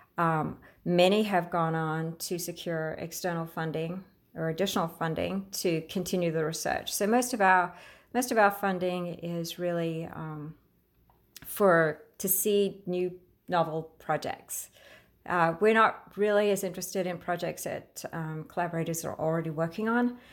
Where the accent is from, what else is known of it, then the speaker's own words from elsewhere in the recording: Queensland, Australia; moved away as an adult; now in United States; I grew up in Australia